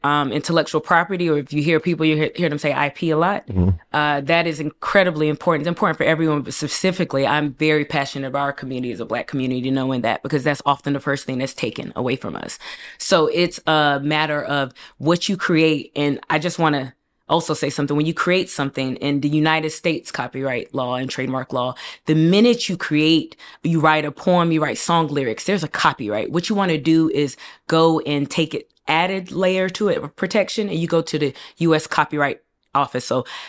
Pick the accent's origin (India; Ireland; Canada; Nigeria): Nigeria; South East; it's important for me to say I'm Nigerian, and specifically, I'm from the Igbo tribe. We are very entrepreneurial.